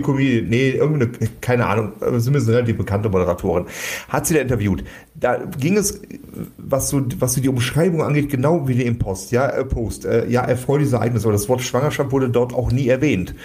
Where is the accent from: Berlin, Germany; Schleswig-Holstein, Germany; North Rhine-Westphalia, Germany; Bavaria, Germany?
North Rhine-Westphalia, Germany; Cologne-Bonn region; wir kommen aus der Region Köln-Bonn